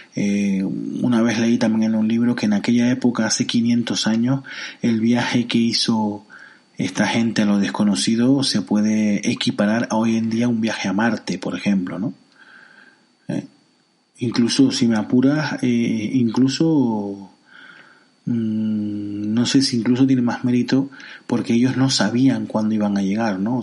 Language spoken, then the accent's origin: Spanish; Tenerife, Canary Islands, Spain; en Tenerife, por ejemplo, que es mi isla